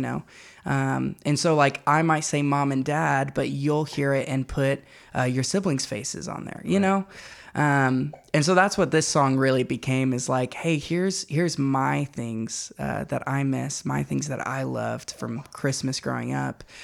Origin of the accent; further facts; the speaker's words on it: Louisville, Kentucky, United States; moved away as an adult; now in Knoxville, United States; I'm from Louisville, Kentucky, which is where I uh, spent the first 18 years of my life.